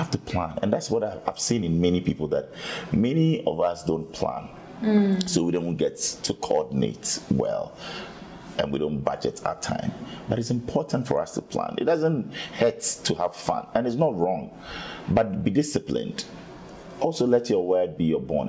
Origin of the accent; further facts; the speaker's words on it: Ghana; I said, I'm from Africa. I'm from Ghana